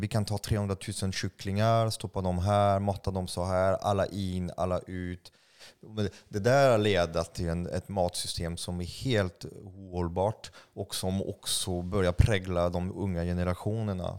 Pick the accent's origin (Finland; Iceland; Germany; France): France; Swedish is a second language; now in Sweden; jag är utl-, utlänning, jag är fransman